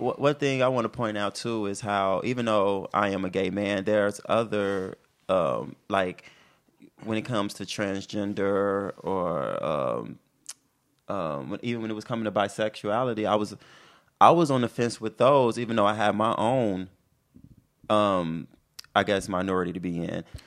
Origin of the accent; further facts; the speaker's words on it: Chicago, Illinois, United States; I'm from Chicago